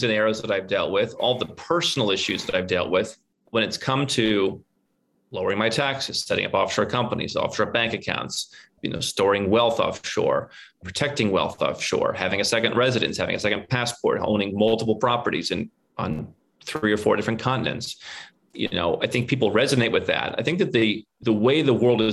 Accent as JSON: {"language": "English", "region": "Northern Ohio", "country": "United States", "tie": "born or raised there", "also_born_or_lived": "Cleveland", "moved": "as an adult", "lives_now": "Serbia", "said": "We come from a very similar background growing up in Northern Ohio"}